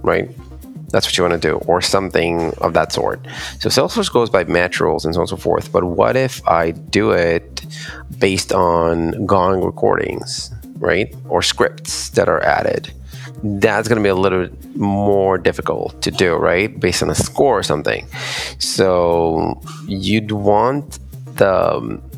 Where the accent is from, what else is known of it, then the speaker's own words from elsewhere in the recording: Israel; I'm from Israel